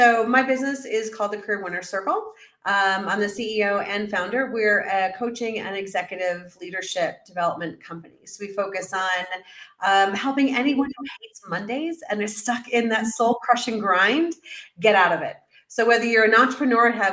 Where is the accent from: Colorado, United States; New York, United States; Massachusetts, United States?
New York, United States; New York City; moved away as an adult; also born or lived in Central America; now in Mexico City, Mexico; as a New Yorker